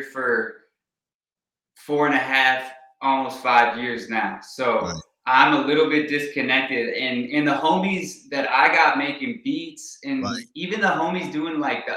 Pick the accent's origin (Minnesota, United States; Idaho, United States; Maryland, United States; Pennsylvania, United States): Minnesota, United States; Minneapolis; also born or lived in Milwaukee, Wisconsin; originally I was born outside of Milwaukee in Wisconsin. And then quickly moved with my family to Minnesota, Minneapolis area. We were on the north suburbs.